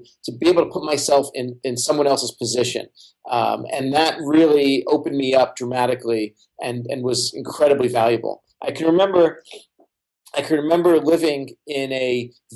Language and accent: English; New York City, New York, United States; Brooklyn where I grew up